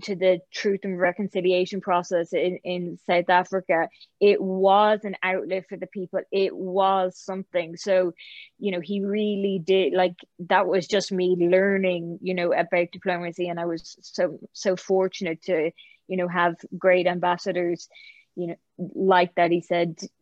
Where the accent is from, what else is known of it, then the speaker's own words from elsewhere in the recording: Ireland; moved away; also born or lived in Oxford; being Irish during that time